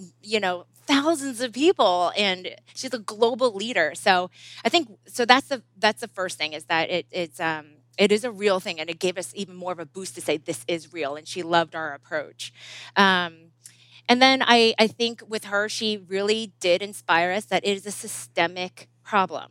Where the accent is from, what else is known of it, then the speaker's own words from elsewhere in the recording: New Jersey, United States; I was born and raised in New Jersey and proud of it